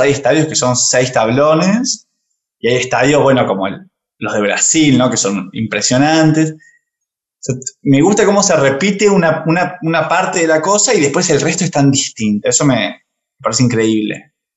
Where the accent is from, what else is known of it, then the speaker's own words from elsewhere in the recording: Argentina; como argentinos